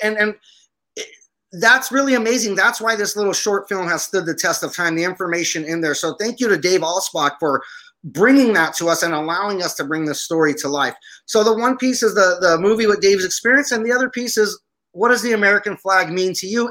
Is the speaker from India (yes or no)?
no; Aleppo, Aleppo Governorate, Syria; now in United States; My family's Armenian, and I was born in Aleppo, Syria. So a guy coming from Syria who joined the army